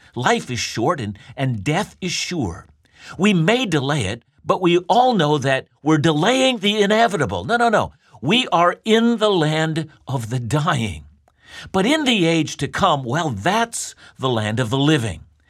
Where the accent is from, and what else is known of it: Canada